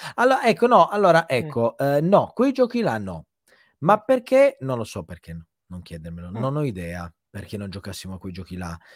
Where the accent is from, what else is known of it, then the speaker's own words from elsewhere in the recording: province of Turin, Piedmont, Italy; vivo tuttora nello stesso paese in cui diciamo sono nato, mm, in provincia di Torino